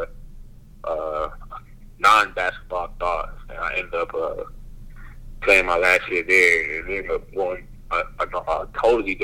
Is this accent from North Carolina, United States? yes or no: yes; Garner, North Carolina, United States; I grew up in Garner, North Carolina, which is like the south side of the valley.